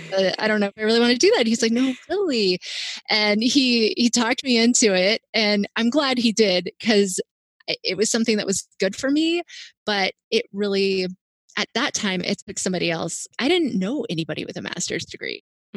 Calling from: Maryland, United States

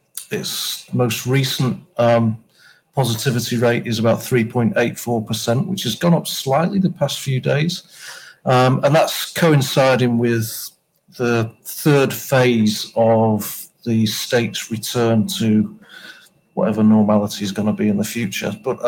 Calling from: Baltimore, Maryland, United States; I'm calling in from Maryland, which is on the eastern seaboard of the United States, Baltimore.

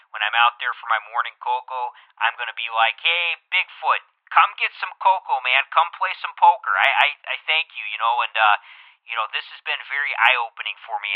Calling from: Rhinelander, Wisconsin, United States; from, uh, I'm from Rhinelander, Wisconsin.

